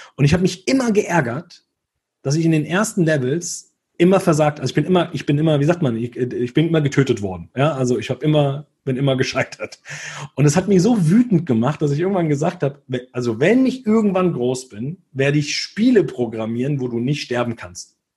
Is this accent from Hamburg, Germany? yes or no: no; Hesse, Germany; Bei uns in Hessen